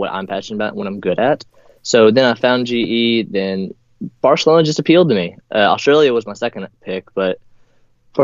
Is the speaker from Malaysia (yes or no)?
no; Pottsboro, Texas, United States; moved away as an adult